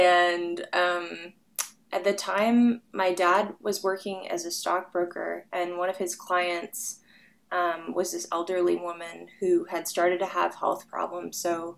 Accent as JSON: {"language": "English", "region": "Arizona", "country": "United States", "tie": "born or raised there", "said": "And I have fond memories of growing up in Arizona."}